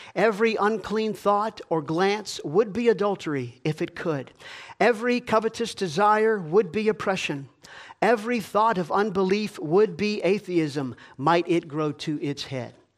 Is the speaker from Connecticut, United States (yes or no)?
no; Georgia, United States; I grew up in Georgia.